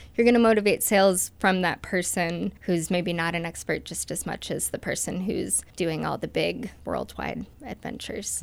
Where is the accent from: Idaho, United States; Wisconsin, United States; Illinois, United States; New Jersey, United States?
Idaho, United States; Moscow; now in Salmon, United States; I grew up here in Moscow, Idaho, on the Palouse